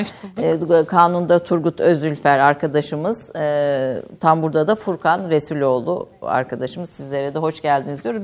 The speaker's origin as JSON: {"language": "Turkish", "region": "Kayseri Province", "country": "Turkey", "said": "Bir defa ikimiz de Kayseriliyiz"}